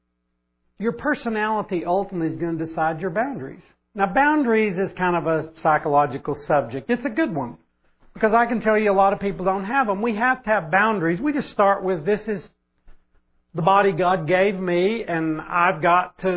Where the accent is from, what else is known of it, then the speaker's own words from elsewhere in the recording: Oklahoma, United States; I grew up in Oklahoma